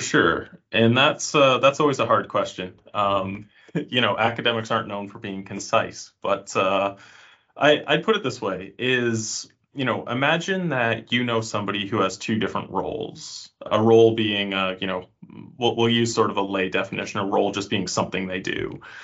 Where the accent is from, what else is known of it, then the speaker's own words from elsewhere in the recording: Canada; moved away as an adult; now in Finland; I'm from Canada uh, originally, though now I live in Finland